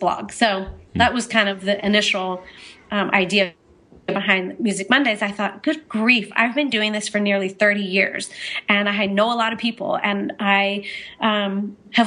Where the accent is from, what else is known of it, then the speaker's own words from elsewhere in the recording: Orange County, California, United States; now in Montana, United States; I'm from Orange County